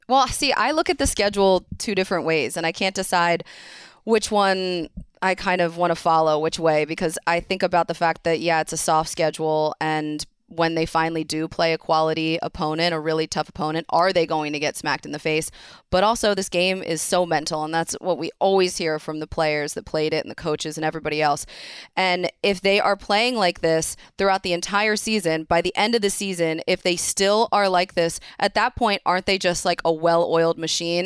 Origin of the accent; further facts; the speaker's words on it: Philadelphia, Pennsylvania, United States; a Philadelphian